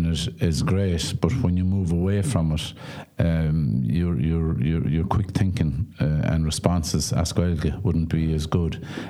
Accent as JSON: {"language": "English", "town": "Carraroe", "region": "Connacht", "country": "Ireland", "tie": "born or raised there", "first_language": "Irish", "second_language": "English", "moved": "yes", "said": "I was born and bred in Carraroe."}